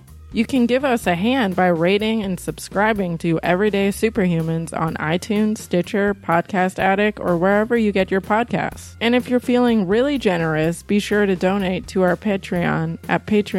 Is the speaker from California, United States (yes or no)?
no; St. Louis, Missouri, United States; now in Austin, United States; I should hop back to Missouri. That's where I'm from.